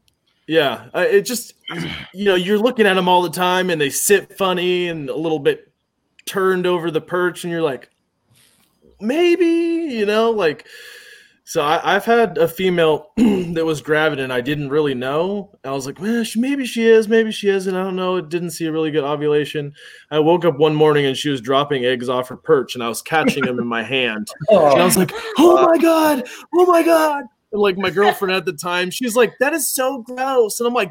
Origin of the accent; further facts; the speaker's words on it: Corpus Christi, Texas, United States; also born or lived in Jacksonville, Florida / El Centro, California; My dad was a pilot, man. So I grew up on Navy bases. I lived in Corpus and Jacksonville, Florida. I lived El Centro, California.